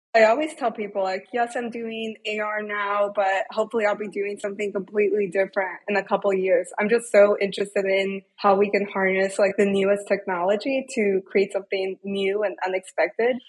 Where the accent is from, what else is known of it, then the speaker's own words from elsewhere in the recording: Detroit, Michigan, United States; I grew up in Metro Detroit